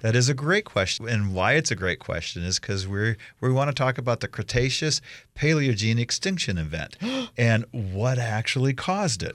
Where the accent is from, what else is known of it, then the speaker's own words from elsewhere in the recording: Iowa, United States; now in Idaho, United States; I grew up in Iowa